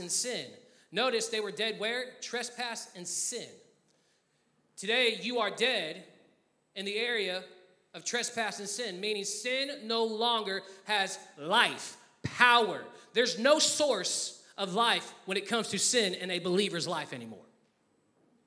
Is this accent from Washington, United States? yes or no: no; Texas, United States; moved away; I'm from Texas, and I said that very Texanly just now